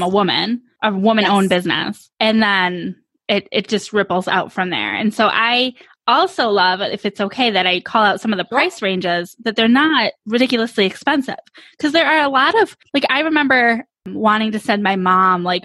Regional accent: New York, United States; now in Phoenix, United States; I live in Phoenix, so it never gets cold here. I'm from New York, so like I kind of expect to be chilly before Christmas

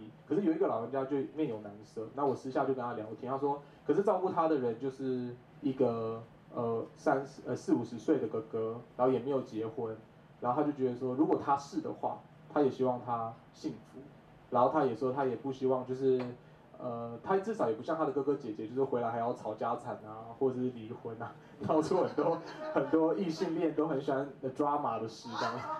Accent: Kaohsiung, Taiwan; 因为我从小就是在高雄长大，然后我是一直到了二零一五年，我爸妈退休回到部落之后，我们才开始。在部落生活

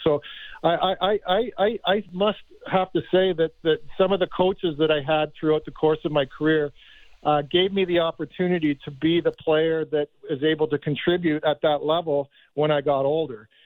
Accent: Markham, Ontario, Canada; Markham's my hometown

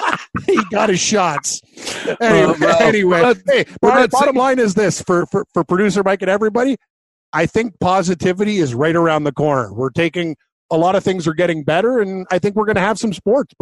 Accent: Canada; As a Canadian

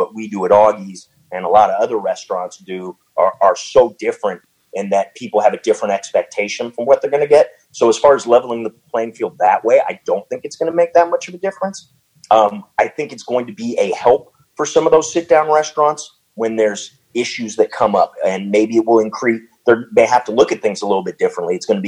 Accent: Canada; moved away; I am Canadian.

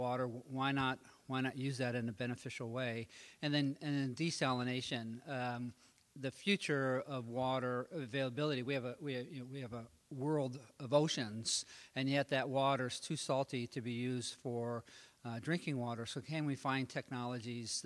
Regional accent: Oregon, United States; I grew up in Oregon

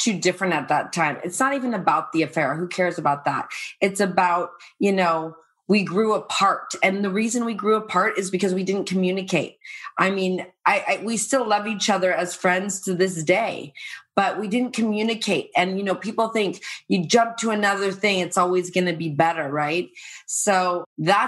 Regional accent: Irvine, California, United States; also born or lived in Playa del Rey / San Diego / Calabasas; I'm from Irvine, also in Playa del Rey

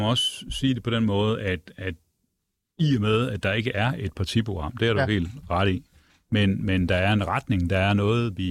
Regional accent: Brabrand, Central Denmark Region, Denmark; Jeg kommer jo selv fra Jylland og Brændje oh. og Brabrand ved Aarhus.

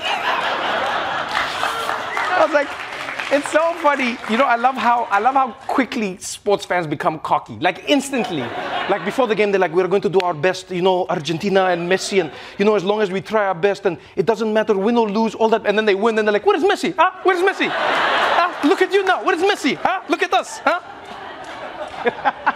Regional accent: South Africa; being South African

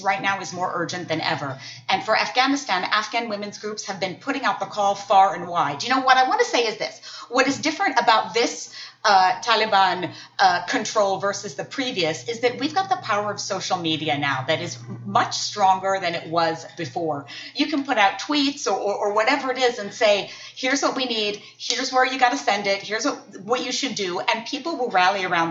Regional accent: United States; as an American woman

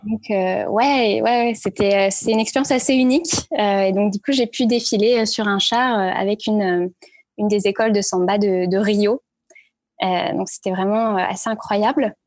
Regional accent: Paris, Île-de-France, France; also born or lived in Brittany / Lille / Santiago, Chile / New York; j'ai grandi à Paris, j'ai fait mes études à Paris

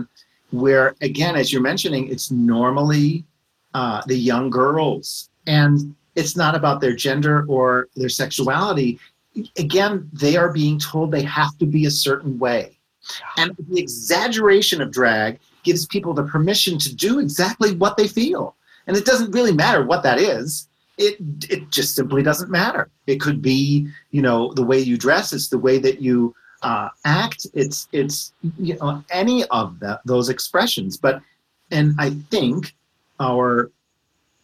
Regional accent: Scranton, Pennsylvania, United States; I grew up in Scranton, Pennsylvania

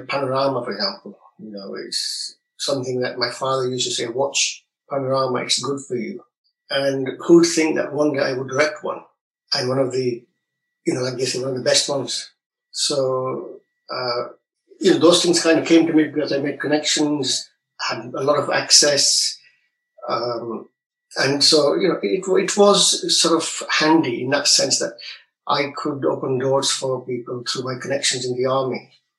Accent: Pakistan; born there; moved away; also born or lived in England; Yes, I was born in Pakistan and we moved to England in the 60s.

